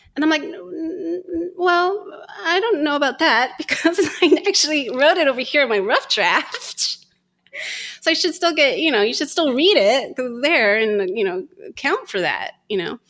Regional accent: United States; moved away; also born or lived in United Kingdom; we're American

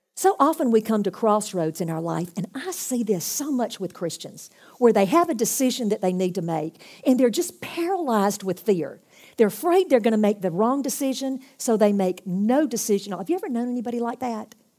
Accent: United States; I'm come from America.

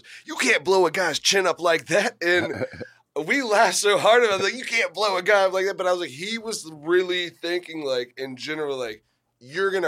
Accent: Delaware, United States; Hey, I'm from Delaware. I was born there.

